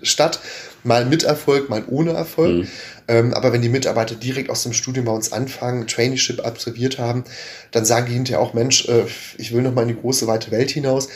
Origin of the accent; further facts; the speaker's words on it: North Rhine-Westphalia, Germany; gebürtigen Ostwestfalen